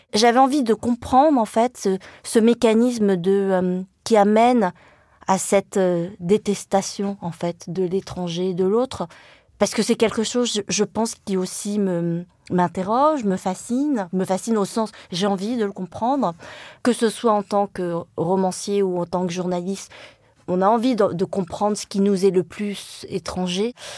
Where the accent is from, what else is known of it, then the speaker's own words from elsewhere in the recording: Le Mans, Pays de la Loire, France; first language Vietnamese; French is a second language; j'ai grandi au Mans, dans la Sarthe